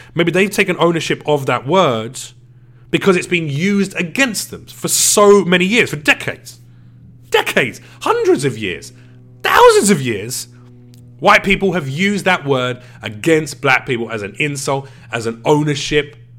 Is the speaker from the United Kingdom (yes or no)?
yes; United Kingdom; I'm British.